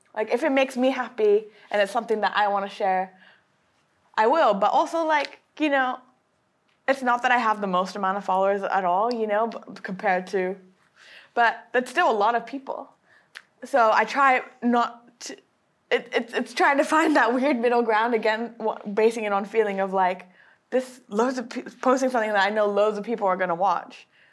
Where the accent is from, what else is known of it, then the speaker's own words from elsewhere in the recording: Japan; I was raised in Japan